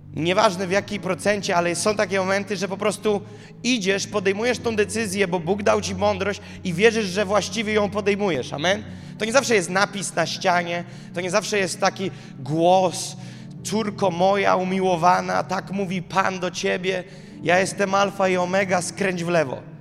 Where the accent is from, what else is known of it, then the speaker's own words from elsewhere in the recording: Gołdap, Warmian-Masurian Voivodeship, Poland; moved away as an adult; now in Warsaw, Poland; w Gołdapi się urodziłem